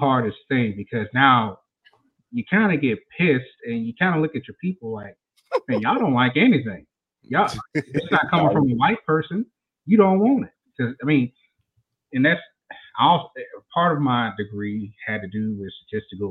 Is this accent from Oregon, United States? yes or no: no; Mississippi, United States; I'm from Mississippi, y'all, so I may talk a little different.